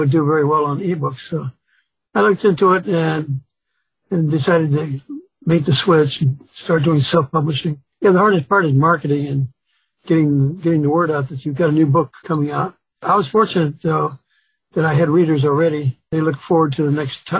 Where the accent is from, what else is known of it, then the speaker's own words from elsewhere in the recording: Chicago, Illinois, United States; also born or lived in Mississippi; having grown up in Chicago